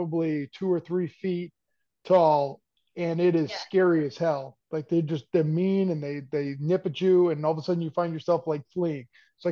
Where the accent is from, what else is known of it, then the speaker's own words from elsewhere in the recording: Revere, Massachusetts, United States; now in southern New Hampshire, United States; I grew up in a city called Revere